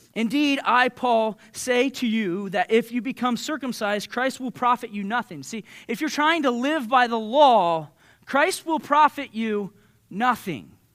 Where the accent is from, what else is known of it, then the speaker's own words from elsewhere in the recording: Southeastern Ohio, United States; growing up in Southeastern Ohio, we're, we're, we have a culture of win the argument